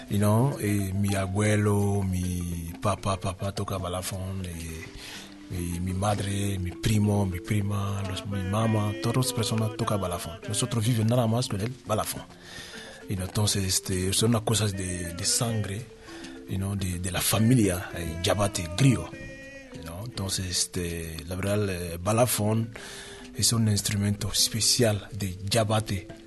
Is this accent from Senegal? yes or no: yes; Dakar, Senegal; De Dakar.